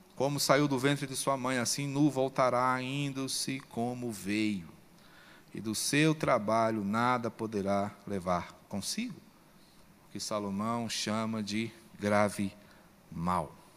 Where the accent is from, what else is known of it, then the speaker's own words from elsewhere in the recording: Brazil; Como brasileiros